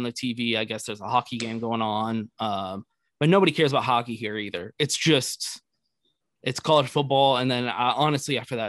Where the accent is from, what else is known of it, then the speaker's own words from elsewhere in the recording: Austin, Texas, United States; also born or lived in Eastern North Carolina / Houston, Texas; So I lived in Houston, Texas for quite a while. I grew up around here in Austin, Texas, most of my life. And then went to college down in Houston, University of Houston.